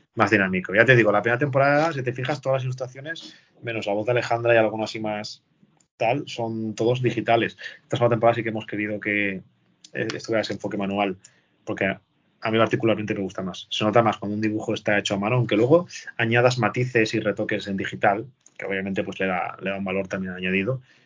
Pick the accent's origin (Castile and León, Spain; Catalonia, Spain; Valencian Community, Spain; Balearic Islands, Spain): Valencian Community, Spain; nosotros, que somos valencianos